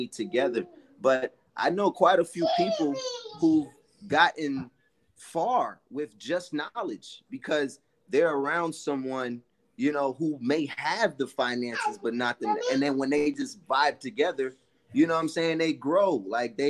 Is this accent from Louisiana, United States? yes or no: no; New York City, New York, United States; my mom and dad, growing up in Brooklyn, a one apartment house, all that, dad working, mom struggling